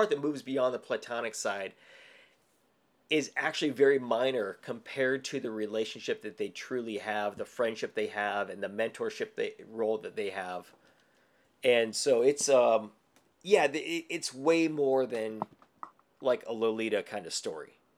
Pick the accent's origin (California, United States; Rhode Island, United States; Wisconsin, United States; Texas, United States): California, United States; Glendale; I grew up in Glendale. I was born in this early 70s, grew up through the 80s